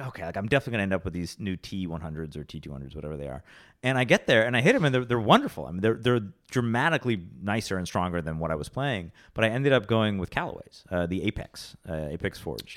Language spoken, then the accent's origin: English; Rochester, New York, United States; now in New York City, United States; I grew up in Rochester